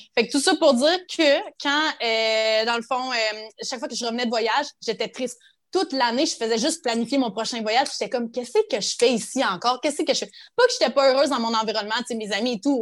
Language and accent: French; Cadillac, Quebec, Canada; moved away as an adult; also born or lived in Rouyn-Noranda / Gatineau; now in Lima, Peru; j'ai grandi à Cadillac, en Abitibi